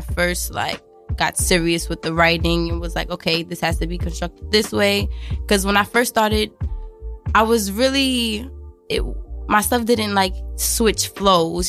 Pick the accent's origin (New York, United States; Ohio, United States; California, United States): New York, United States; New York City; I was originally from Brownsville, Ocean Hill, Brownsville